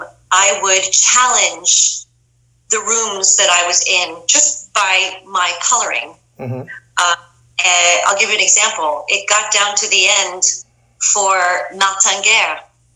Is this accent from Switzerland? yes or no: yes; Lugano, Ticino, Switzerland; born there; no, I was born in Lugano, Switzerland.